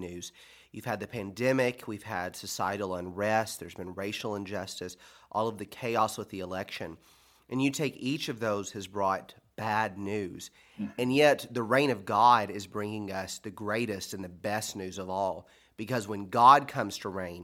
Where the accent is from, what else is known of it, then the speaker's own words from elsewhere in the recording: United States; I'm an American